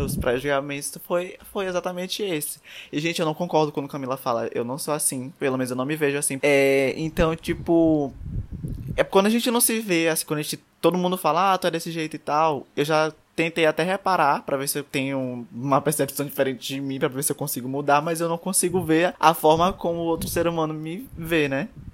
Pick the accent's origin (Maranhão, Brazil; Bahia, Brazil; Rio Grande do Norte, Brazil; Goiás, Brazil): Maranhão, Brazil; São Luís; sou de São Luís do Maranhão